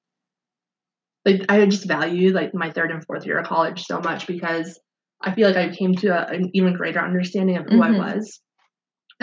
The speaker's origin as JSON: {"language": "English", "town": "Green Bay", "region": "Wisconsin", "country": "United States", "also_born_or_lived": "Upper Peninsula, Michigan", "moved": "as an adult", "lives_now": "Detroit, United States", "said": "I came from Green Bay, Wisconsin, which is it's not a very big city"}